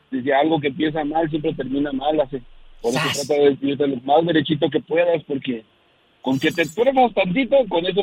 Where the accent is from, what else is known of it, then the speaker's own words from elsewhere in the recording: Mexico City, Mexico; now in Colorado Springs, United States; soy de Chilango de Colorado Springs.